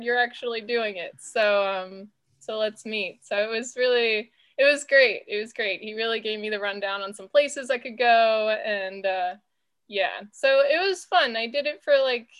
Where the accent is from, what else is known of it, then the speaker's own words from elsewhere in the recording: Woodstock, Virginia, United States; I grew up in Woodstock on a farm, so all the cows and chickens and horses that you could have.